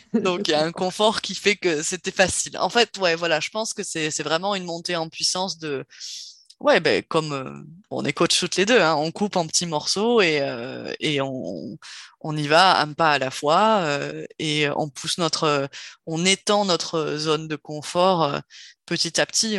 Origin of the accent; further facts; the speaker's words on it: Cherbourg, Normandy, France; moved away; also born or lived in south-west France; j'ai grandi en Normandie, heu, au nord de la presqu'île du Cotentin, donc, heu, Cherbourg